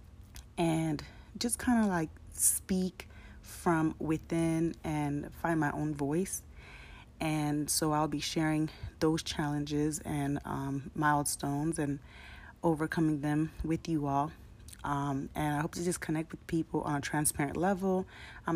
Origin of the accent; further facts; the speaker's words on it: San Diego, California, United States; I grew up in San Diego, California.